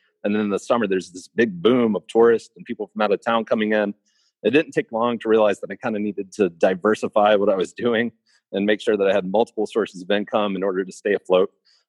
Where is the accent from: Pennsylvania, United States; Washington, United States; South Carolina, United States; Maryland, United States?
South Carolina, United States; Spartanburg; now in Brevard, United States; I'm from Spartanburg, South Carolina originally